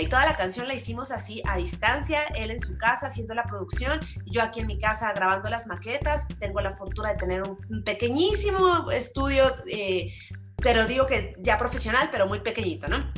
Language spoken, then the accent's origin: Spanish; Mexico; aquí en México